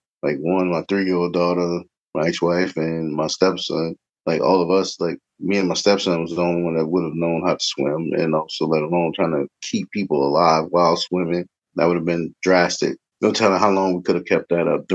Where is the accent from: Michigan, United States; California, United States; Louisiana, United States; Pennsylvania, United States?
Louisiana, United States; New Orleans; moved away as an adult; now in Cincinnati, United States; I was born and raised in the Ninth Ward